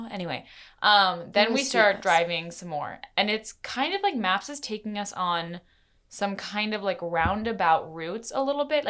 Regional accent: Maine, United States; moved away; I grew up in Maine

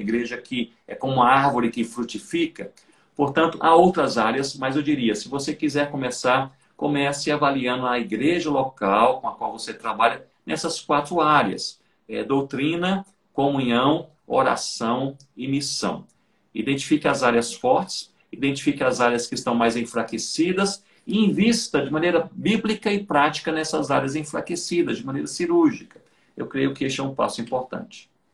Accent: Brazil; nós somos brasileiros e nós vivemos em um país

